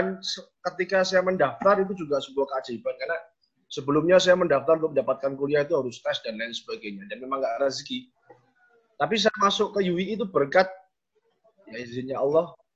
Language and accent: Indonesian; Semarang, Central Java, Indonesia; Saya asli Semarang kan. Ketika saya kuliah di Semarang, berarti saya ketemu dengan lingkungan atau teman-teman yang mungkin saya masih kenal.